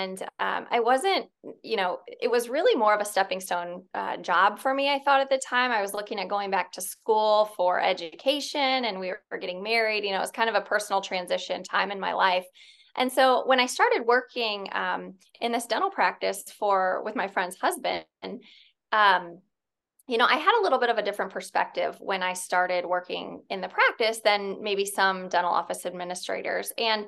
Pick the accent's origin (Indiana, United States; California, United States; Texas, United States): Indiana, United States; Fort Wayne; now in Indianapolis, United States; Yeah. So I'm from Northern Indiana. I grew up in Fort Wayne. I went to college at IU, so down in Bloomington.